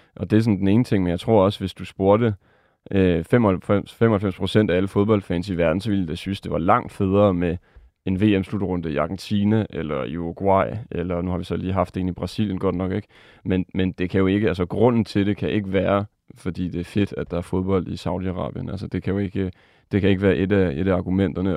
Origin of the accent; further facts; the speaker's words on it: France; moved away; mit andet land, Frankrig, hvor jeg er vokset op